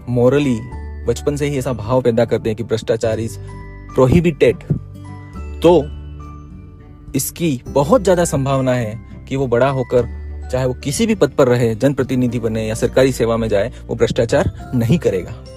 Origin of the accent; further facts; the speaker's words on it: Udaipur, Rajasthan, India; मैं हमारे शहर उदयपुर से विधानसभा सदस्य का चुनाव निर्दलीय प्रत्याशी के रूप में लड़ने जा रहा हूँ